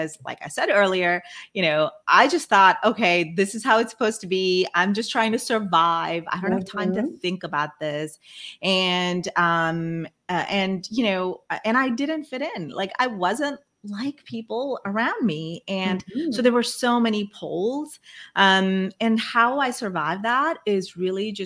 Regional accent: Brunei; first language Malay; English is a second language; moved away as an adult; also born or lived in India; when I was a kid, I grew up in Brunei. It's on the island of Borneo. And mm-hmm. I'm originally from India

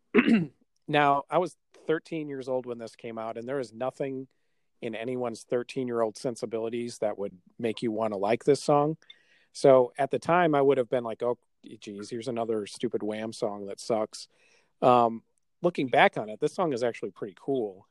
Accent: Milwaukee, Wisconsin, United States; we're from Milwaukee

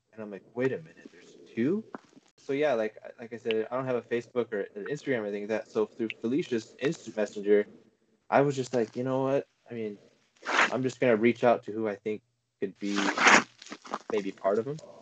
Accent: Prescott, Arizona, United States; I'm from Prescott

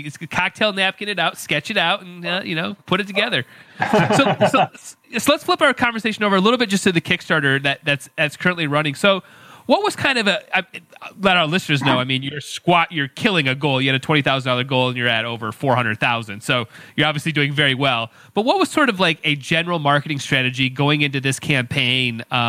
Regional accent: Monroe, Michigan, United States; I come from a small farm town. I come from Monroe, Michigan, which is just a little bit north of, like, Toledo.

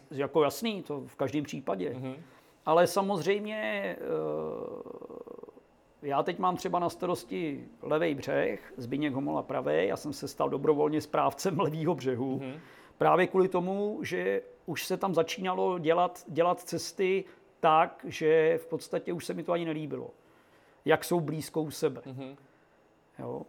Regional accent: Czechia

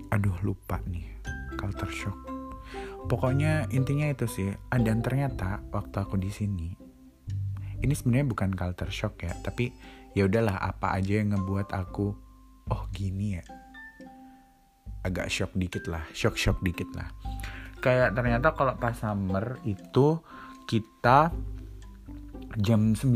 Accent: Indonesia; kita nih orang Indo yang di sini kita mandi sehari dua kali

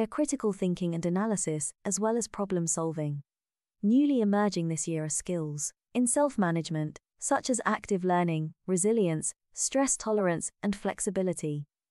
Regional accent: Vietnam; moved away; coming back to Vietnam to visit my hometown.

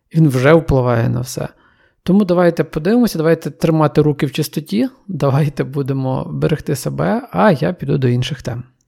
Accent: Ukraine; віддалені куточки країни, і там, звідки я родом

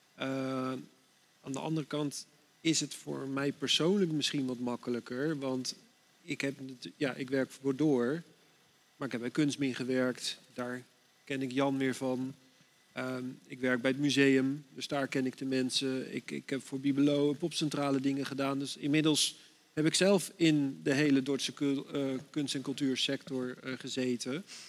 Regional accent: Dordrecht, South Holland, Netherlands; Ik ben hier geboren in Dordrecht

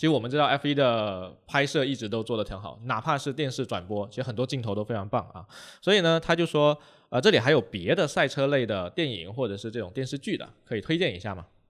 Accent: China; F1 对于我们中国人来说

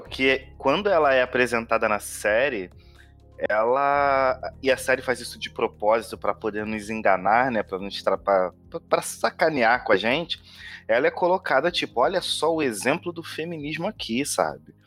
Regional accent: Rio de Janeiro, Brazil; sou daqui do Rio de Janeiro

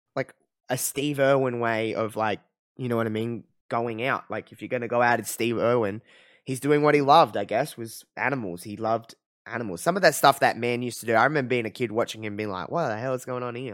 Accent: Australia; as an Australian

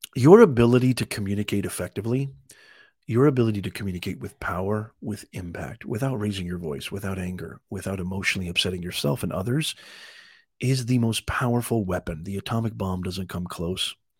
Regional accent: Evansville, Indiana, United States; also born or lived in Utah; now in California, United States; I was born in Utah, grew up in Evansville, Indiana, I now live in California

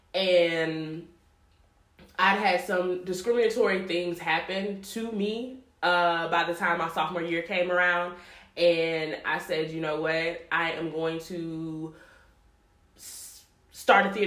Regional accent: Baton Rouge, Louisiana, United States; moved away as an adult; now in Chicago, United States; I'm from Baton Rouge, Louisiana.

